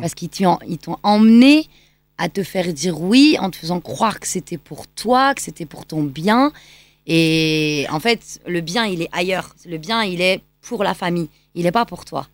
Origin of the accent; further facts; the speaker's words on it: Lyon, Auvergne-Rhône-Alpes, France; also born or lived in Pakistan; je suis franco-pakistanaise, mhm. donc euh, et je grandis à Lyon